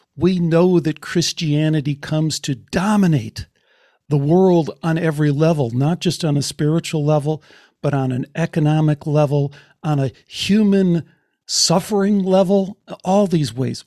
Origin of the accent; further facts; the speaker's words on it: Chicago, Illinois, United States; growing up in Chicago in the Greek Orthodox Church